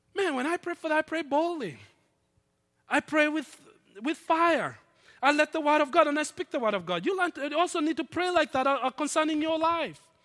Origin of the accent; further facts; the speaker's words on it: Nairobi, Kenya; moved away; my hometown, Nairobi